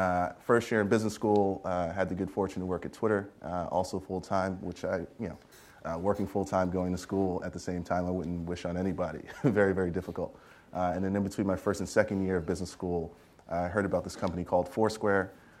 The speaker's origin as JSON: {"language": "English", "town": "Queens", "region": "New York", "country": "United States", "tie": "born or raised there", "said": "As Tina mentioned, I grew up in Queens, New York, born and raised. Pretty humble beginnings, the whole rose that grew from concrete story, right? I grew up projects, welfare family, all that stuff."}